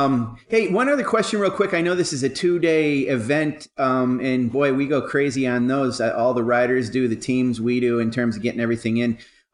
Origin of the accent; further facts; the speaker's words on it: New York, United States; moved away; we went back to my home state of New York